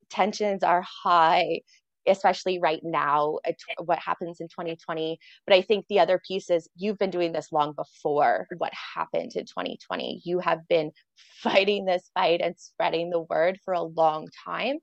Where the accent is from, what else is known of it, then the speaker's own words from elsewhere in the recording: Canada; I'm Canadian as well